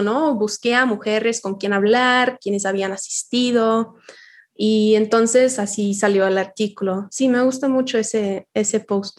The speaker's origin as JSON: {"language": "Spanish", "region": "Yorkshire and the Humber", "country": "United Kingdom", "tie": "born or raised there", "second_language": "Spanish", "moved": "as an adult", "lives_now": "Mexico", "said": "soy británica y nací en Yorkshire"}